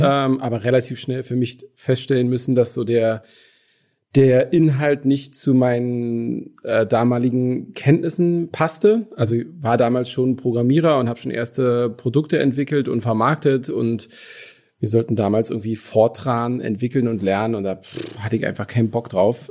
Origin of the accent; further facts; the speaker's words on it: Brandenburg an der Havel, Brandenburg, Germany; accent: Berlinerisch; now in Berlin, Germany; aber tatsächlich bin ich nicht ur sondern geboren in äh, Brandenburg an der Havel